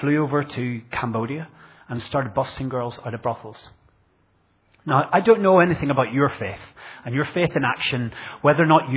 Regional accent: Northern Ireland, United Kingdom; now in Bradford, United Kingdom; I grew up in Northern Ireland in a rural community

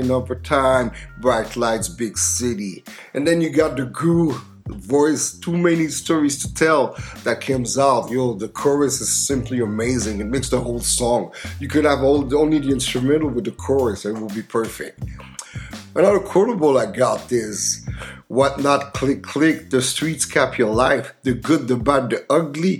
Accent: Montreal, Quebec, Canada; my hometown

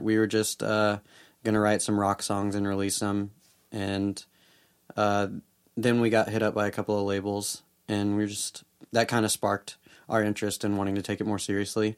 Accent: Memphis, Tennessee, United States; now in Nashville, United States; I grew up in Memphis

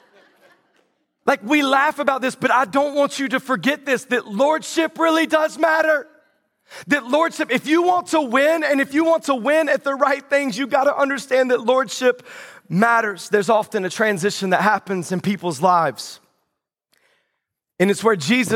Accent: the South, United States; moved away; I grew up in the South.

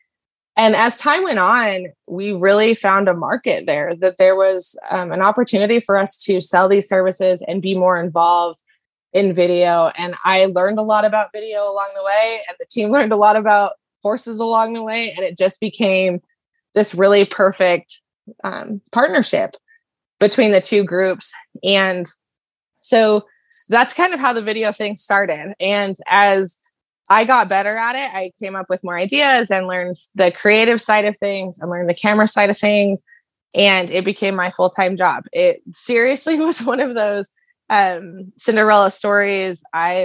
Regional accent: Denver, Colorado, United States; I grew up in Denver, no horses

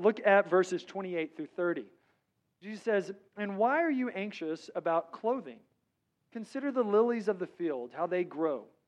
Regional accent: Texas, United States; I'm from Texas

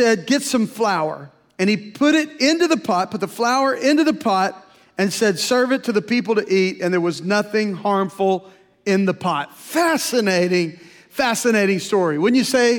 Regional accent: Louisiana, United States; moved away; also born or lived in Tulsa, Oklahoma; I was from Louisiana

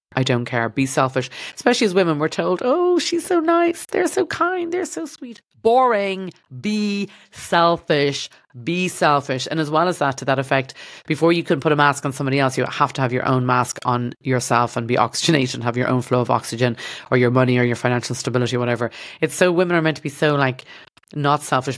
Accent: Ireland; accent: Irish; moved away as an adult; now in Los Angeles, United States; my Irish accent

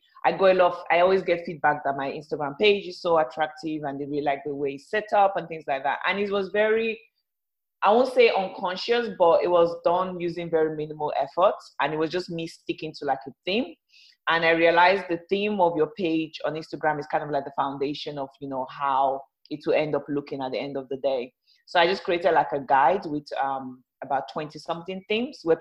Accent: Lagos, Nigeria; now in United Kingdom; I was born in Lagos, Nigeria.

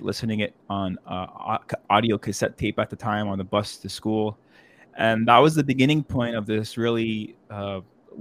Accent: Rockland County, New York, United States; I grew up in Rockland County, just outside of New York City.

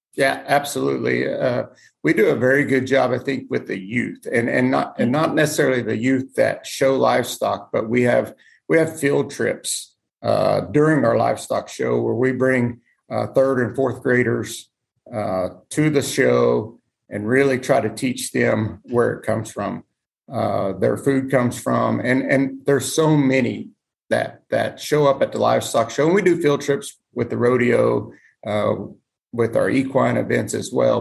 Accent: Oklahoma, United States; moved away as an adult; now in Iola, United States; I grew up in Oklahoma.

